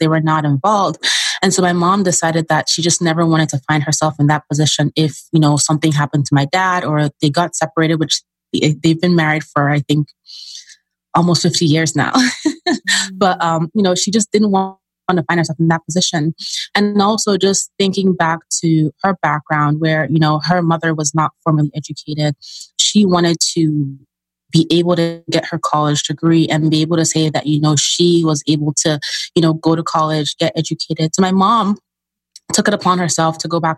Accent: Nigeria; moved away; I'm originally from Nigeria, so I'm an immigrant, child of immigrants.

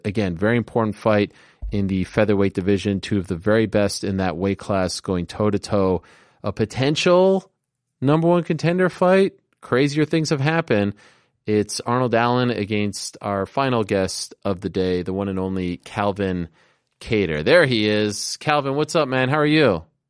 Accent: Montreal, Quebec, Canada; moved away; I grew up, I grew up in Montreal, uh, in Canada

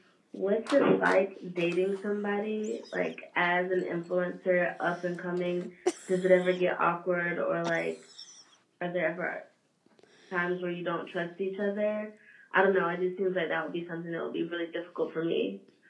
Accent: Philadelphia, Pennsylvania, United States; I'm a Philadelphia girl.

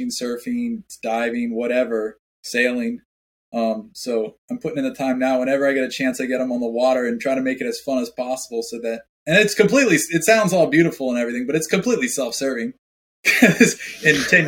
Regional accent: Maryland, United States; I grew up in Maryland, so I did a lot of fishing on the Chesapeake Bay and the eastern shore of Maryland.

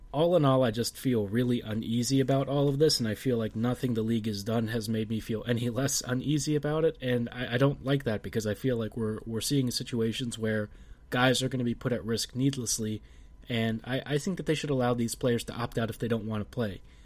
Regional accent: United States; as an American

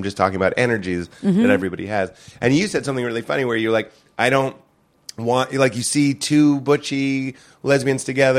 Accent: Ireland; As an Irish person, I find that we're hard-headed and we'll sit on something for a long time, too, that in a similar way.

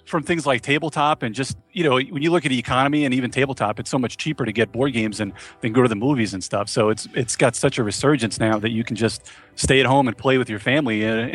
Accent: New York, United States; I actually, I'm originally from New York, but I'm in North Carolina now.

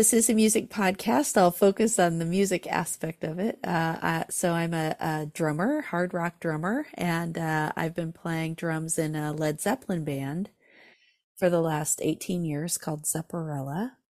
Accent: California, United States; So I grew up in Southern California in Orange County, and music was all around me

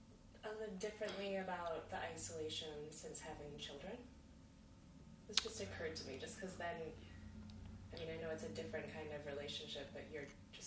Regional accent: Michigan, United States; moved away; I'm from Michigan.

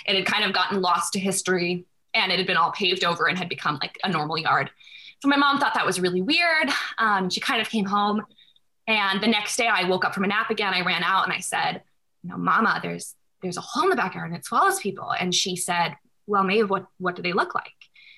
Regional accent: North Carolina, United States; also born or lived in St. Louis, Missouri; now in New York, United States; I'm in New York right now, but I'm from North Carolina, so.

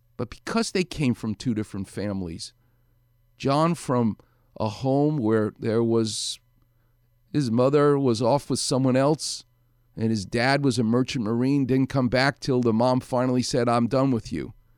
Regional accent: New York City, New York, United States; moved away as an adult; now in Los Angeles, United States; I'm a New York guy. I'm from Far Rockaway

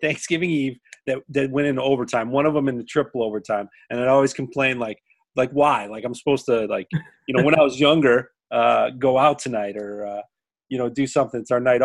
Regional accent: Lincoln-Way East, Illinois, United States; my hometown, Lincoln Way East

